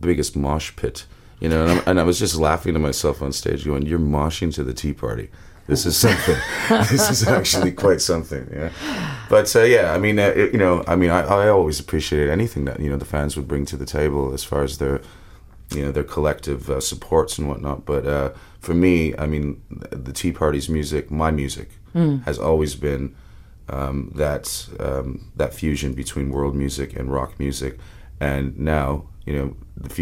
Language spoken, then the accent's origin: English; Windsor, Ontario, Canada; born or raised there